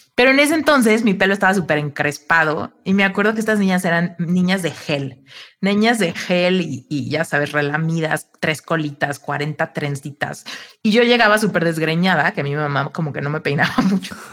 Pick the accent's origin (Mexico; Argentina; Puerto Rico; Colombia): Mexico; Soy mexicana